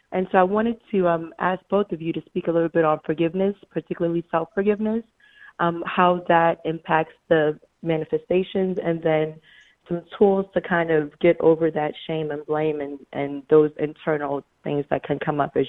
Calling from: Miami, Florida, United States; I'm calling from Miami, Florida.

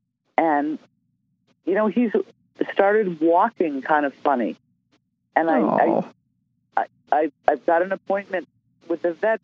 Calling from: Townshend, Vermont, United States; I'm calling from Townsend, Vermont.

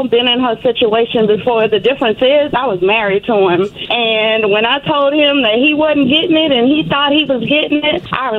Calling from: Memphis, Tennessee, United States; I'm calling from Memphis.

